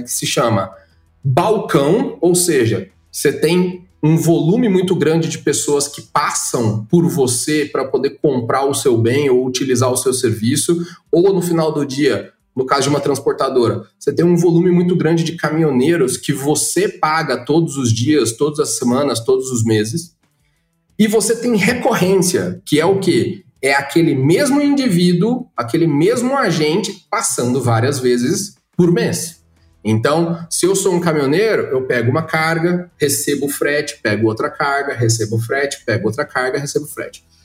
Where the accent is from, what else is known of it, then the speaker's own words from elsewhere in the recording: Goiás, Brazil; now in São Paulo, Brazil; lá na minha terra, eu sou de Goiás